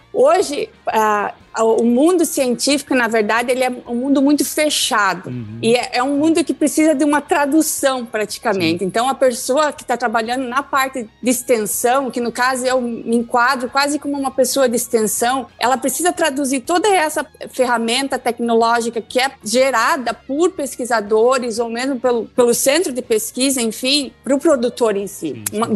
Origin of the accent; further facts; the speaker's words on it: Fraiburgo, Santa Catarina, Brazil; na verdade eu sou natural do sul do Brasil, ah, do estado de Santa Catarina, de uma das, uma das capitais nacionais da maçã